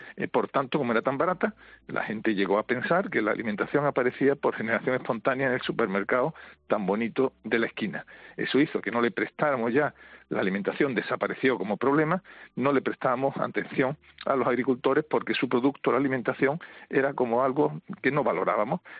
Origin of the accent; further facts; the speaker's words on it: Spain; somos los españoles